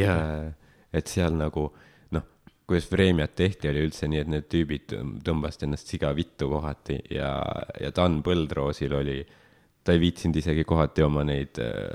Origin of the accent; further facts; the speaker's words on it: Estonia; ma olen sündinud vabas Eestis